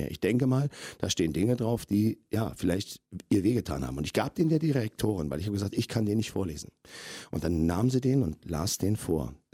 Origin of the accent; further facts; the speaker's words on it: Berlin, Germany; Und das Recht habe ich mir herausgenommen als Berliner, als Steuerzahler und als Vater von zwei kleinen Kindern